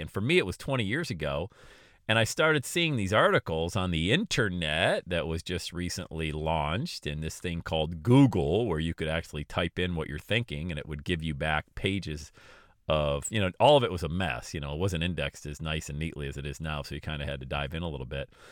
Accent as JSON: {"language": "English", "town": "Bradford", "region": "Pennsylvania", "country": "United States", "tie": "born or raised there", "also_born_or_lived": "Florida", "moved": "as an adult", "said": "I'm leaving Bradford. I'm going, leaving my hometown."}